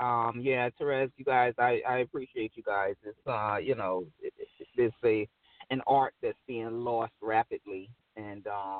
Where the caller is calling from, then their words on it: Atlanta, Georgia, United States; Hey, this is …. I'm in Atlanta right now.